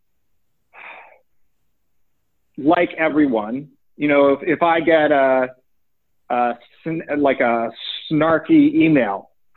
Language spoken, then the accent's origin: English; Oakland, California, United States; I happened to grow up in the Bay Area in Oakland